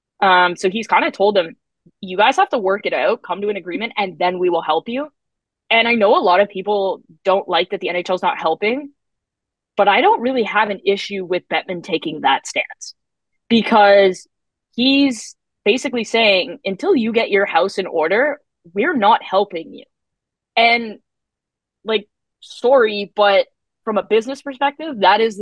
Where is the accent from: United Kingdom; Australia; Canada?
Canada; I'm Canadian